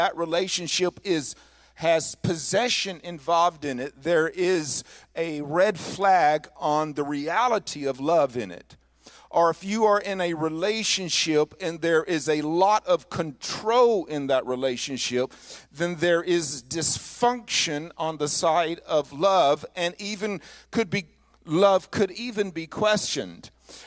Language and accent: English; northern Mississippi, United States; As a kid growing up in the South, I lived in northern Mississippi